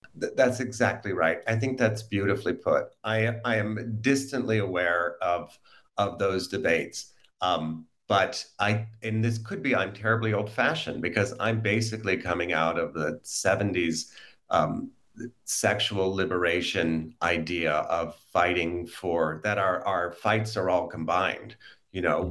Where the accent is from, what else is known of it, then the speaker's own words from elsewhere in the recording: United States; I'm an American